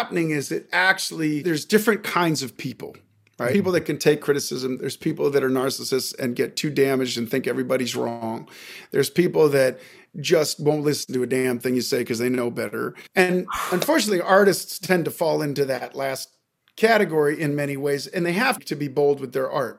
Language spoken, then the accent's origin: English; Seattle, Washington, United States; now in Los Angeles, United States; I'm from Seattle originally, but I've been in LA for many years